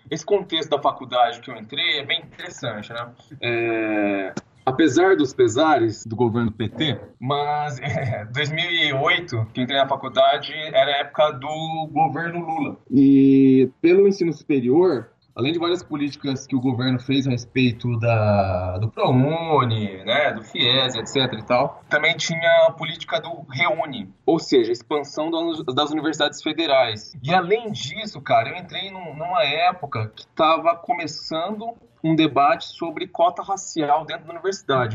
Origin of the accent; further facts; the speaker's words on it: São José do Rio Preto, São Paulo, Brazil; also born or lived in São Carlos; eu sou do interior de São Paulo, São José do Rio Preto